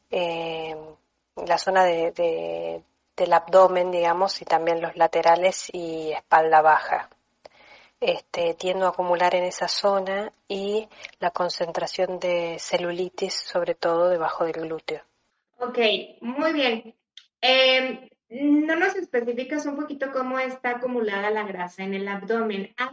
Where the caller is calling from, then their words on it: Argentina; Buenas tardes … de Argentina